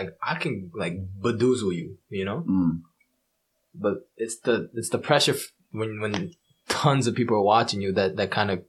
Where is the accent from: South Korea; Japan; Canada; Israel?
Japan; As a Japanese, like, they don't think Asian people can pronounce R's.